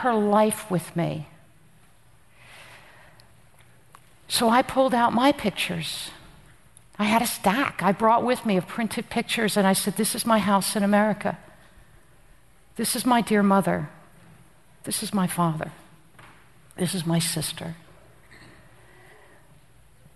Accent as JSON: {"language": "English", "region": "New Jersey", "country": "United States", "also_born_or_lived": "Afghanistan", "moved": "yes", "said": "I'm from Jersey"}